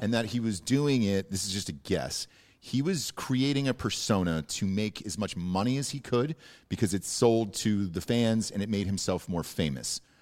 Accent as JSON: {"language": "English", "region": "Georgia", "country": "United States", "moved": "yes", "said": "I'm from Georgia originally"}